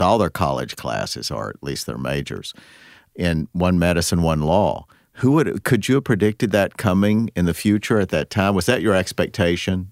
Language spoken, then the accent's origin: English; Midwest, United States; growing up in the Midwest